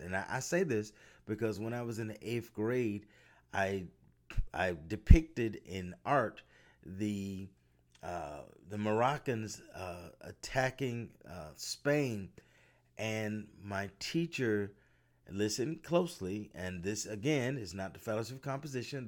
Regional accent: United States; a young black man growing up in America

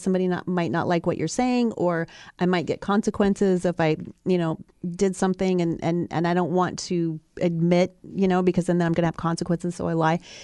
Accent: Ohio, United States; I grew up in Ohio

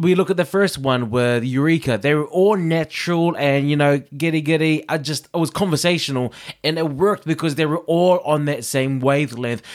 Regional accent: New Zealand; growing up in New Zealand

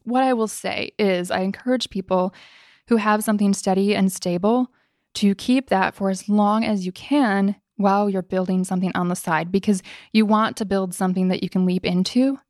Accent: Midwest, United States; moved away; I came from the Midwest

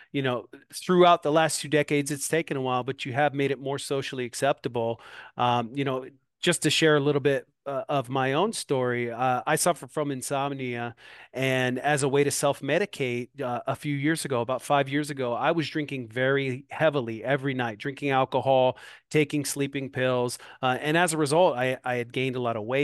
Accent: Moline, Illinois, United States; now in Davenport, United States; here in my hometown, Moline, Illinois

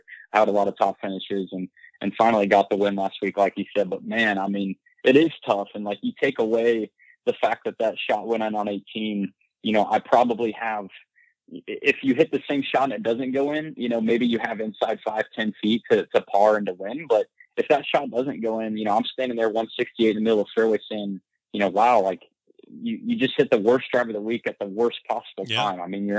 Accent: Midwest, United States; I mean, I'm from the Midwest, you know, from not necessarily a small town, but pretty much in the middle of nowhere.

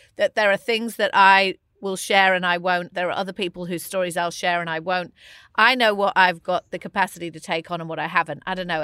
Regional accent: England, United Kingdom; as an English person

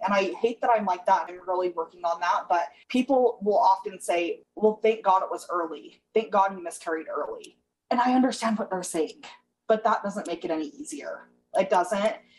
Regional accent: Utah, United States; I'm from Utah

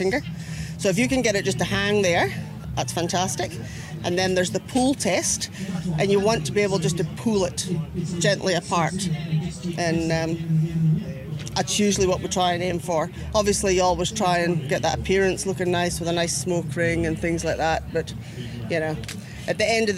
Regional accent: Aberdeen, Scotland, United Kingdom; now in Australia; I'm originally from Aberdeen in Scotland.

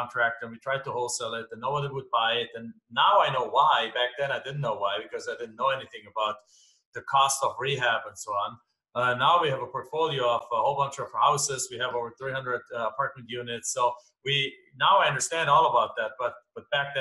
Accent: Germany; English is a second language; moved away as an adult; now in United States; as you can tell from my accent, I'm not from here. I'm from Germany originally. I came over to this country back in 1997.

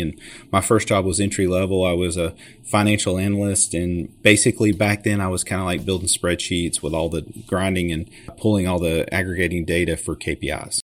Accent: Chattanooga, Tennessee, United States; I grew up here in Chattanooga, Tennessee

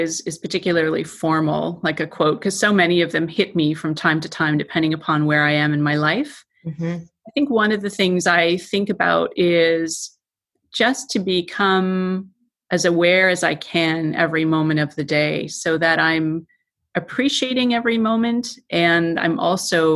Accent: Toronto, Ontario, Canada; I'm from Toronto

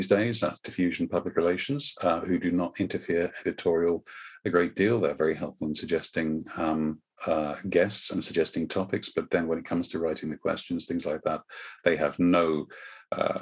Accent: United Kingdom; I am British

